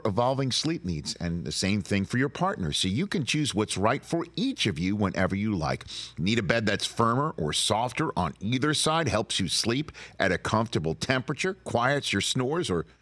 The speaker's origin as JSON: {"language": "English", "town": "New York City", "region": "New York", "country": "United States", "said": "I'm from Staten Island"}